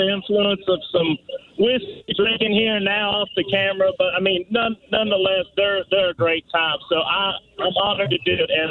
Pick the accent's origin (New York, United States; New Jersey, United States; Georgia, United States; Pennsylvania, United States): Georgia, United States; Leesburg; I'm from Leesburg, you know, I'm from a small town in Georgia